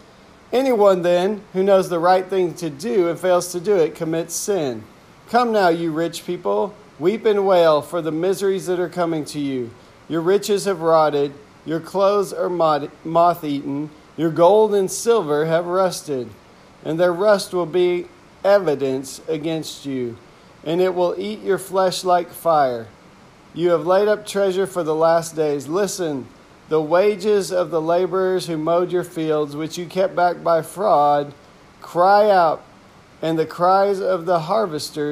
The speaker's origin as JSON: {"language": "English", "region": "Texas", "country": "United States", "tie": "born or raised there", "said": "where I grew up in Texas"}